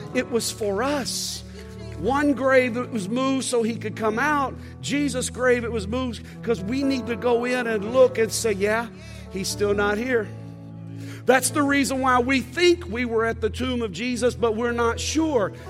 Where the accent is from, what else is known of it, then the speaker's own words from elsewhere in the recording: Texas, United States; as a Texan